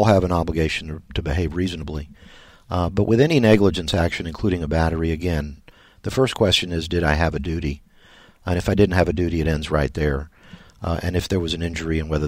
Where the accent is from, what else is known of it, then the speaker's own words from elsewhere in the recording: Tampa, Florida, United States; I grew up in Tampa